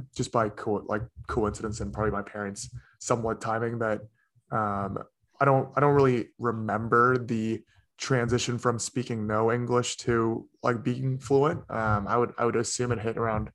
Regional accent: United States; born or raised there; also born or lived in South Korea

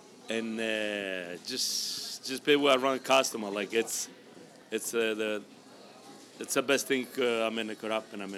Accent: Sicily, Italy; also born or lived in New York; now in Gilbert, United States; I'm original from Sicily, Italy.

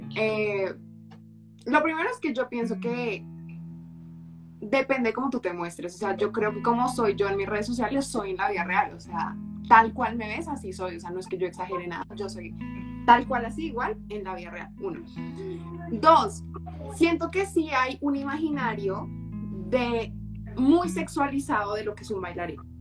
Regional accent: Colombia; soy colombiana, he vivido toda la vida en Colombia

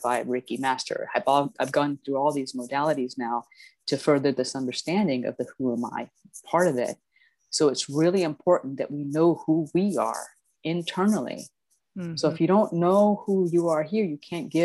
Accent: Titusville, Florida, United States; I grew up in Titusville on the east coast of Florida.

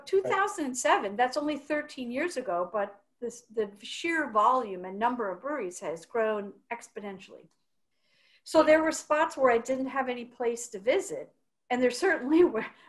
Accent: Wisconsin, United States; also born or lived in Eugene, Oregon; now in Portland, United States; I'm from Wisconsin

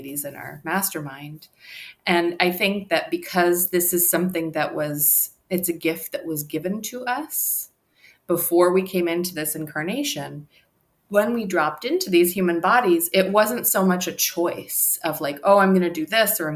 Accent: New York, United States; now in Los Angeles, United States; I am joining you from Los Angeles, but I'm originally from New York

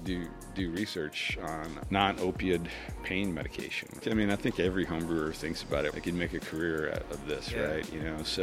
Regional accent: Greenbrier, Tennessee, United States; now in Winston-Salem, United States; I grew up outside of Nashville, Tennessee, in Greenbrier, Tennessee.

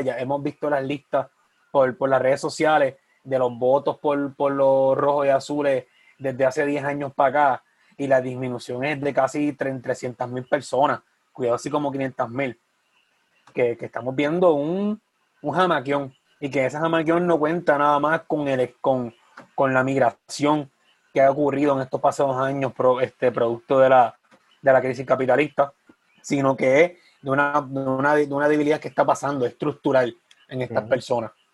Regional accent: Sabana Grande, Puerto Rico; mi pueblo de Sabana Grande

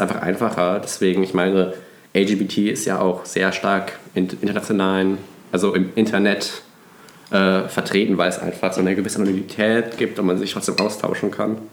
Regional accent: Cologne, North Rhine-Westphalia, Germany; ich komme ja aus einem Vorort von Köln

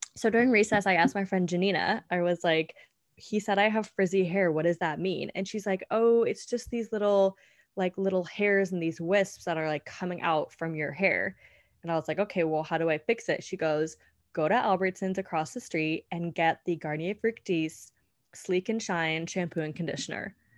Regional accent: California, United States; moved away as an adult; also born or lived in Colorado; now in New York City, United States; I was born and raised in California.

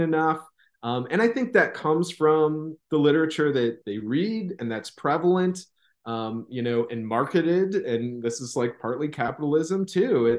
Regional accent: Midwest, United States; accent: Midwestern; now in Southern United States; as a Midwesterner, felt like my voice had kind of had this flat affect, and this, like, there's Midwestern dialect seems like kind of nothing. I recognize it now that I'm down south

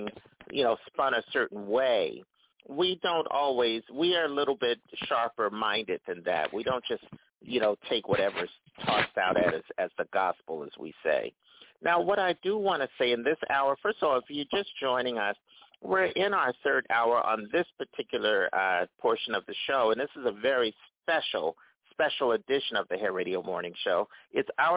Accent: Philadelphia, Pennsylvania, United States; I'm from Philadelphia

